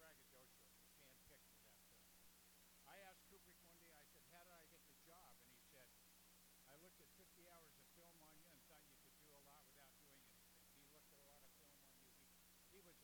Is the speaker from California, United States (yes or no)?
yes; California, United States; now in Florida, United States; I grew up in California.